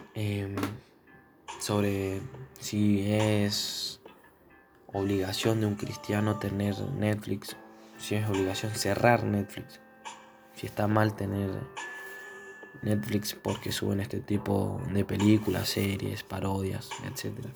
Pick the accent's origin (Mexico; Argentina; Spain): Argentina; somos de Argentina